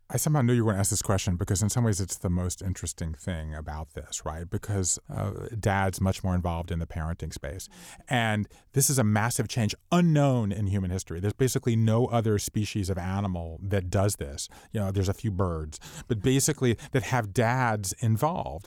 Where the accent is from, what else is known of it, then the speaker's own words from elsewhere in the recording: Savannah, Georgia, United States; We all went to my hometown, and Savannah, Georgia is sort of out of the way